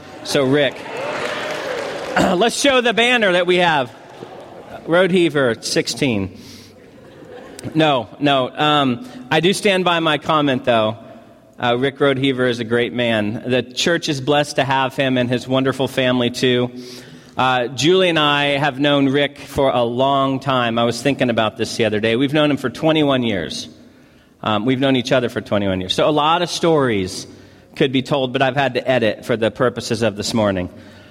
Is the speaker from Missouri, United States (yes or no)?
yes; Missouri, United States; also born or lived in California; I'm from Missouri, moved to California, and have been to Hawaii on 3 separate occasions.